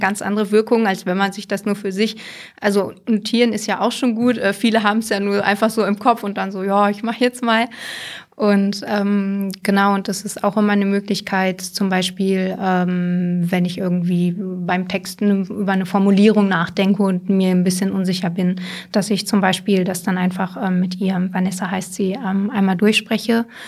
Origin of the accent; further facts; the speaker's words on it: Hameln-Pyrmont district, Lower Saxony, Germany; also born or lived in Hildesheim; ich bin quasi an der Landkreisgrenze aufgewachsen, äh, offiziell Hameln-Pyrmont